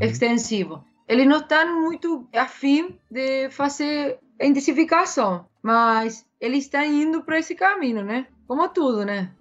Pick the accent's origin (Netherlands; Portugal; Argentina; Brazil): Argentina; Córdoba; Portuguese is a second language; moved away as an adult; now in New Zealand; eu sou de Córdoba, né, da, da capital.